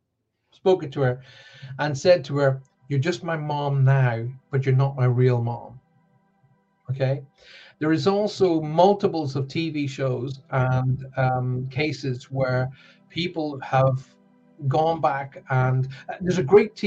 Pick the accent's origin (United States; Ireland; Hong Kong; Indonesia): Ireland; now in Cornwall, United Kingdom; I was brought up on a farm in the middle of Ireland